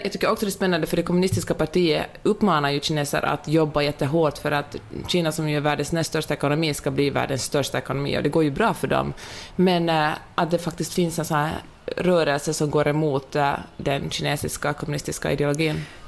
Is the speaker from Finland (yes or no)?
yes; Finland; accent: Finland Swedish; moved away; also born or lived in Sweden; jag, är väldigt stolt över min finlandssvenska